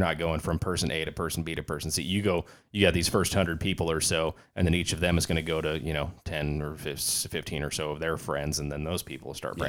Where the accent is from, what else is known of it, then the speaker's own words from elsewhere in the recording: California, United States; now in Arizona, United States; I am from California originally